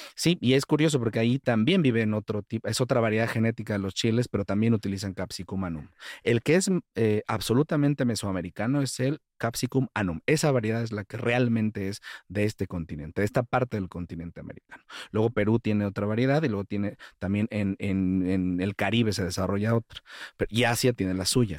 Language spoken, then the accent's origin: Spanish; Mexico